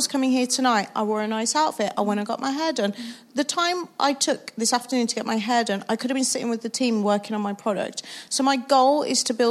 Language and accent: English; Wolverhampton, West Midlands, United Kingdom; I'm from Wolverhampton